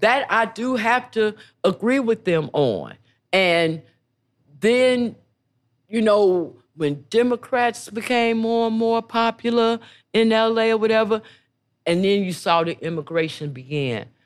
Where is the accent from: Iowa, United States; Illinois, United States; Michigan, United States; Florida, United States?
Illinois, United States; Chicago; moved away; also born or lived in Los Angeles; I was coming from Chicago